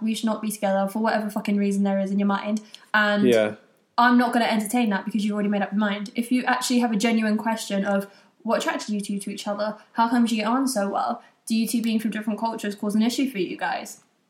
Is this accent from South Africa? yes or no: no; United Kingdom; We're both British, yeah.